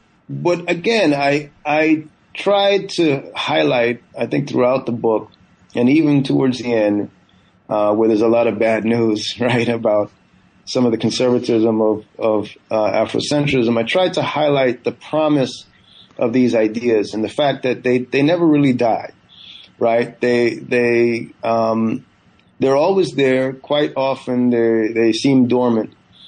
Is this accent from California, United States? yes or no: yes; California, United States; also born or lived in Guyana; I was born in Guyana in the 70s and grew up, you know, my family moved to the U.S. I grew up in Northern California beginning in the 1980s.